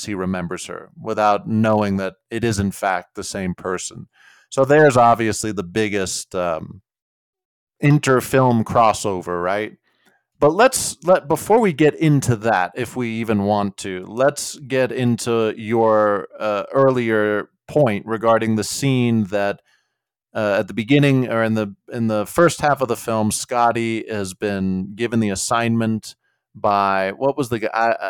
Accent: United States; I'm an American.

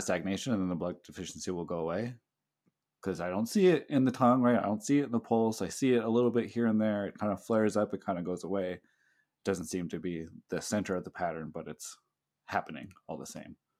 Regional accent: the Bay Area, California, United States; now in Hawaii, United States; I'm from the Bay Area

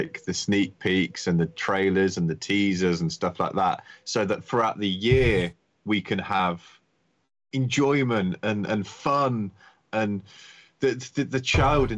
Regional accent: United Kingdom; being a Brit

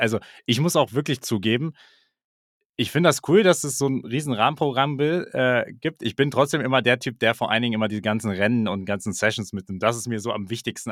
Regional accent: Germany; so als Deutscher

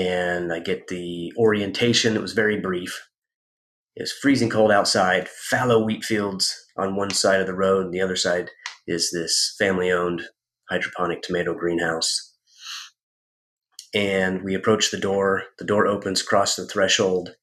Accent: Kansas, United States; moved away; also born or lived in Arizona; I was born in Arizona. I grew up in Kansas, but I was born in Arizona

